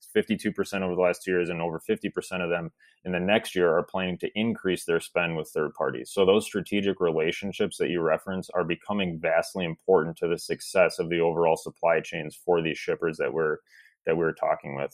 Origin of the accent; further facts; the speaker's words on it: Milwaukee, Wisconsin, United States; I grew up in the you know the suburbs of Milwaukee